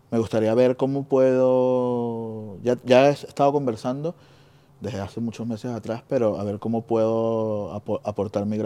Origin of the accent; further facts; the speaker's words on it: Venezuela; now in Spain; venimos de Venezuela.